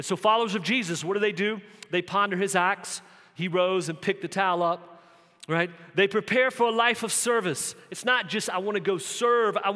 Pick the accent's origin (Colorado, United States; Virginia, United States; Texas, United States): Virginia, United States; Southern; growing up in Southern Virginia